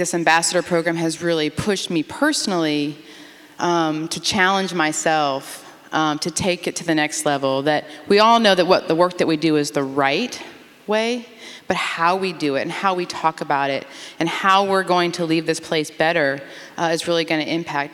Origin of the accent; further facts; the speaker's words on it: Chicago, Illinois, United States; moved away as an adult; now in the South, United States; I'm from the South Side of Chicago. I'm from the North, moving to the South